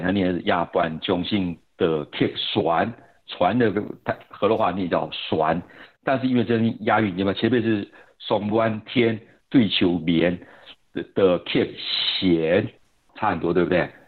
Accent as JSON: {"language": "Chinese", "country": "Taiwan", "said": "我们台湾人说以前这个叫做汉文"}